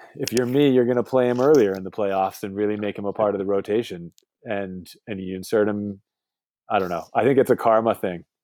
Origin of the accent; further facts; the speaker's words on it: Boston, Massachusetts, United States; moved away as an adult; now in West Coast, United States; I moved away from Boston close to 15 years ago now to live on the West Coast